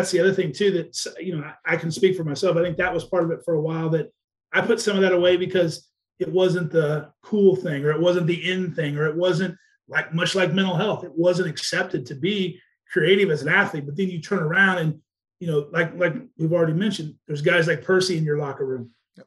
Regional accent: Wichita, Kansas, United States; moved away; also born or lived in Ohio; I grew up in Wichita, Kansas

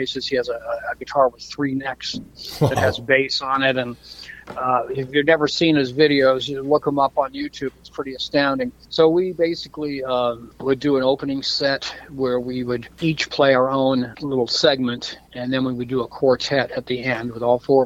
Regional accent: Florida, United States; also born or lived in Toronto, Canada; my family moved to Florida when I was quite young. So I've been in the States since I was a kid.

